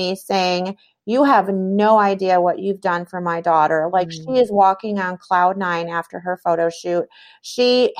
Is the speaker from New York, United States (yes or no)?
yes; New York, United States; also born or lived in Michigan; I was born in Michigan. We lived in New York at the time.